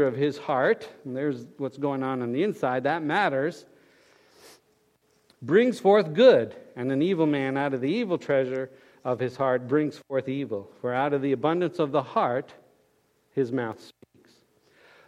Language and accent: English; Fort Lauderdale, Florida, United States; we were growing up in Fort Lauderdale